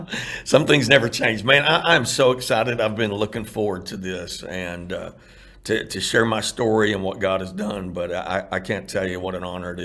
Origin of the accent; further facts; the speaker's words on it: Irving, Texas, United States; And so, man, those were great memories growing up in Irving.